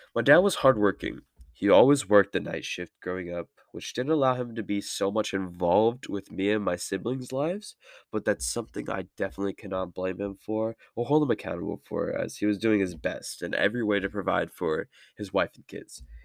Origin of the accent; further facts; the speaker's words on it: Merced, California, United States; I'm from Merced, California. I'm sixteen.